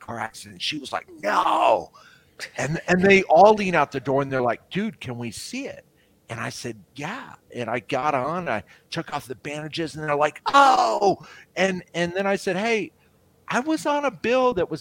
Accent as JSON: {"language": "English", "town": "Tucson", "region": "Arizona", "country": "United States", "moved": "yes"}